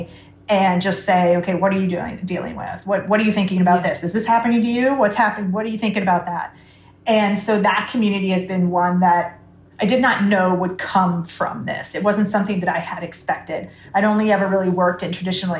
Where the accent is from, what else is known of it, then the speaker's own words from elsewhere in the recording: United States; moved away; I'm coming from America